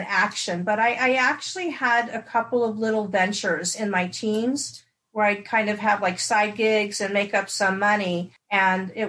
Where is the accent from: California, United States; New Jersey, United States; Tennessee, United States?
California, United States; Los Angeles; also born or lived in London, England; I was raised in Los Angeles, California